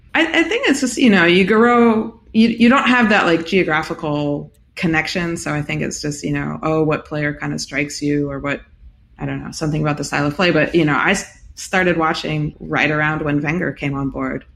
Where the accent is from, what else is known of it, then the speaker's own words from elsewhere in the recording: United States; being American, well versed in baseball